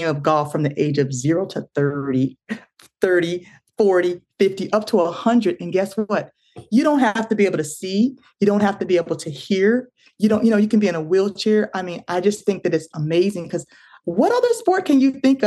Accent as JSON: {"language": "English", "region": "Florida", "country": "United States", "moved": "as an adult", "said": "I was in Florida because I'm originally from Florida"}